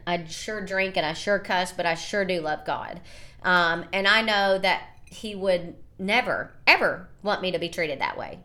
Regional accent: United States; obviously I'm American. I told you I was American.

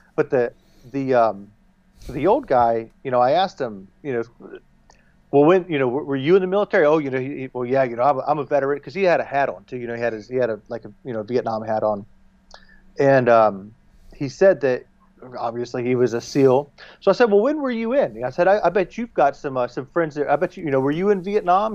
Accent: the South, United States; I'm from the South, you know, I'm a Southerner.

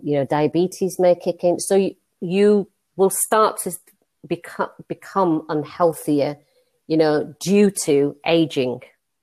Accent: India; Hey, I'm Indian. I cook curry, so everybody loved curry.

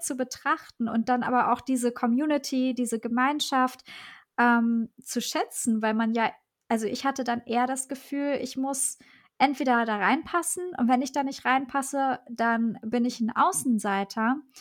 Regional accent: Germany; also born or lived in Armenia; ich bin dann äh, mit meiner Mutter alleine aufgewachsen hier in Deutschland

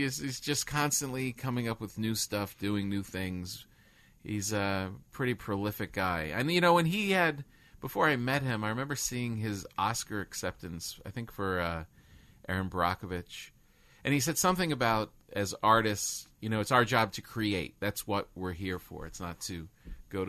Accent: New York, United States; moved away as an adult; now in Los Angeles, United States; we come from New York and we're living in L.A.

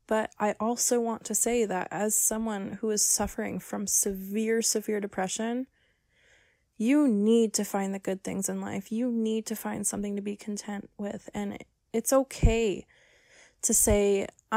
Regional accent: Minneapolis, Minnesota, United States; I'm from Minneapolis.

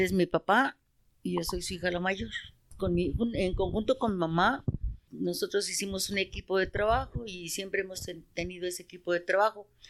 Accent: Mexico City, Mexico; also born or lived in San Juan Teotihuacán, State of Mexico; nosotros somos del Estado de México, pero nacimos allá, pero estamos creados aquí

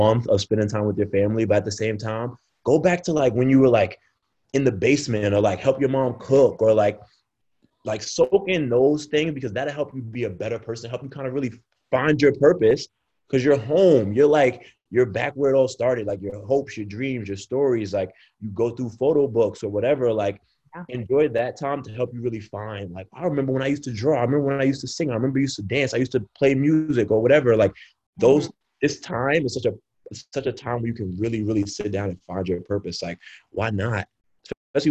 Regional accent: New York City, New York, United States; I grew up in a tough neighborhood. I grew up in Brownsville area of Brooklyn

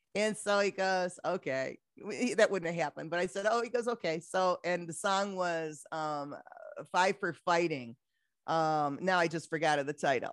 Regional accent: Detroit, Michigan, United States; moved away as an adult; I'm back in Detroit, my hometown

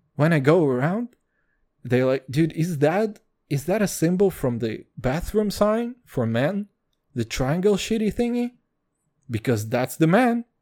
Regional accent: Kazakhstan; English is a second language; now in Israel; I'm from Kazakhstan

